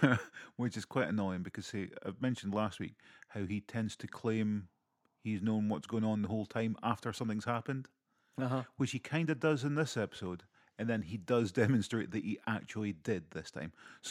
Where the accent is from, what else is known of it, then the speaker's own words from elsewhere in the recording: Aberdeen, Scotland, United Kingdom; He goes, "Oh, so where are you from?" And I was like, Aberdeen?